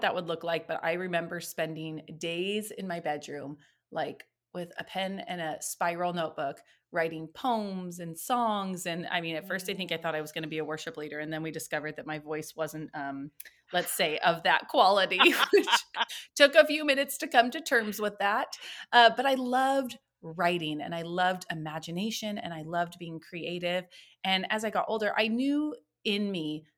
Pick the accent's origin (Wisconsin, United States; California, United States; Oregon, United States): Oregon, United States; now in Washington, United States; I was born and raised in Oregon.